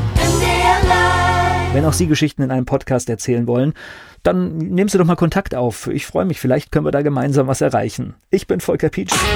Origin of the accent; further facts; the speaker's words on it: West Germany, Germany; für mich als Westdeutscher